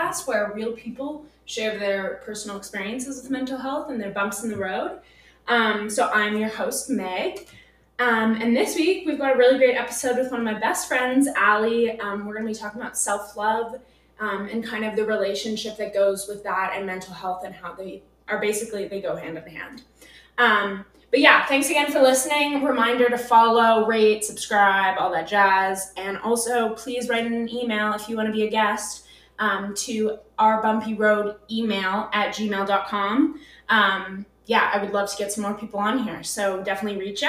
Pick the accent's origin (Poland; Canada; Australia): Canada; Kelowna, British Columbia; now in Halifax, Canada; I'm from Kelowna. Like, I grew up there.